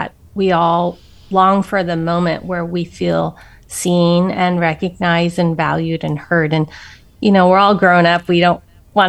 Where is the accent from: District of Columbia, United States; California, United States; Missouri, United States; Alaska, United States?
California, United States; San Francisco; born in San Francisco, Chinatown